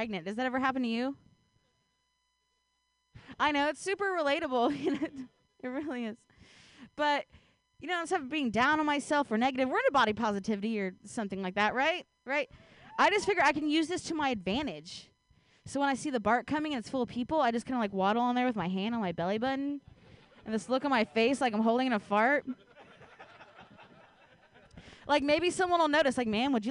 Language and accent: English; Ohio, United States; now in San Francisco Bay Area, United States; I grew up in Ohio